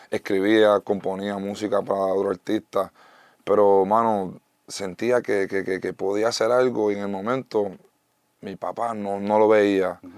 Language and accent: Spanish; United States; born there; first language en; Spanish is a second language; Es un poco loco eso de haber nacido en Estados Unidos, mi primer idioma es inglés y haber hecho todo esto en español.